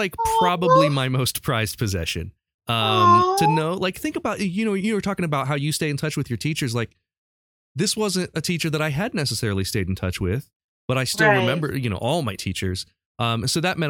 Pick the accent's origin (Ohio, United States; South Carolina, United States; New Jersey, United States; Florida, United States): Ohio, United States; Urbana; I grew up in Urbana, Ohio